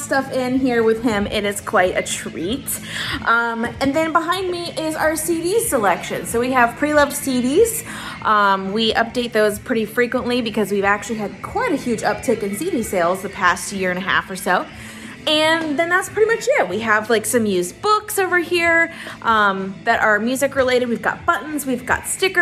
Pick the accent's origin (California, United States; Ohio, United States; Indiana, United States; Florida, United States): Florida, United States; Lakeland; my hometown of Lakeland, Florida